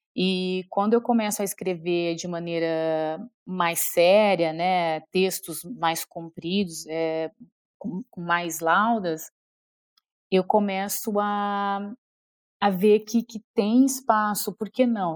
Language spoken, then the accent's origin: Portuguese; São Joaquim da Barra, São Paulo, Brazil; born or raised there; moved away